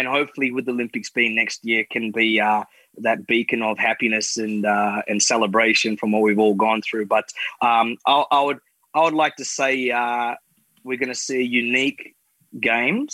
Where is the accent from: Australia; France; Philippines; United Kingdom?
Australia